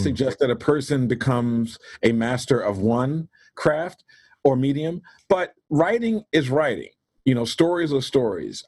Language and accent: English; Baltimore, Maryland, United States; I'm from Baltimore, Maryland, originally born and raised there.